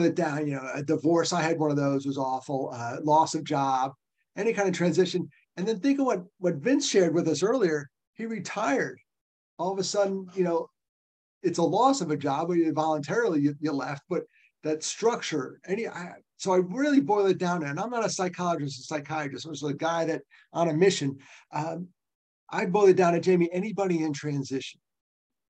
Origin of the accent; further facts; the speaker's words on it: Nyack, New York, United States; I grew up in Nyack, New York, great place to grow up.